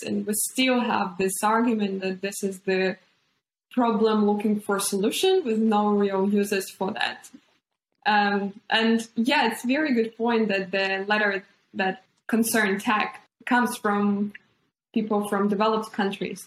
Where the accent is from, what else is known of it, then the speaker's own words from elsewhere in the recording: Ukraine; now in New Zealand; born and raised in Ukraine